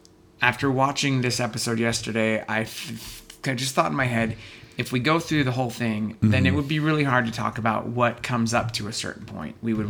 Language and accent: English; San Diego, California, United States; I'm from San Diego because my grandfather moved to San Diego to take a job with the Chargers.